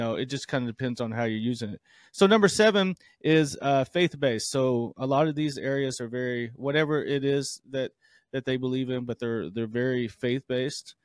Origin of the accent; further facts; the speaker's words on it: the South, United States; moved away; I'm from the South